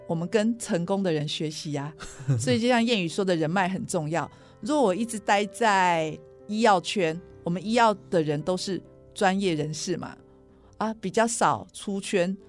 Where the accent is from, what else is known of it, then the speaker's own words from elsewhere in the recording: Taiwan; 我还想做的一件事就是改变我们台湾人买保健食品的方法。